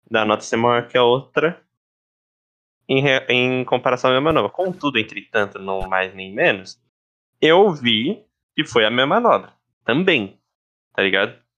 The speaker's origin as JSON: {"language": "Portuguese", "country": "Brazil", "said": "eu particularmente, né, como sou brasileiro, sempre vou achar que o BR tá certo"}